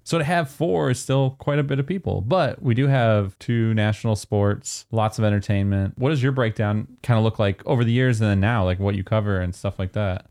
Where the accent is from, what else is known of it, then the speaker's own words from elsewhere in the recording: Elmira, New York, United States; now in Nashville, United States; I'm from right by Elmira, New York